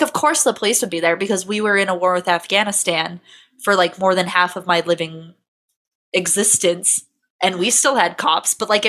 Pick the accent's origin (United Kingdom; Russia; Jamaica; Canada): United Kingdom; The two front teeth were crooked, and I would know they were crooked because I'm British.